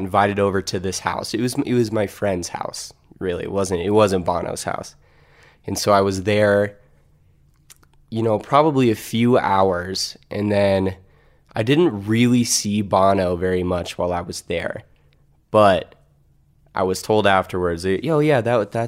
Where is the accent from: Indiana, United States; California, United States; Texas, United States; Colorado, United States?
Colorado, United States; also born or lived in Kansas City, Missouri / Stillwater, Oklahoma; So I moved to Colorado when I was 8. I was born in Kansas City, Missouri.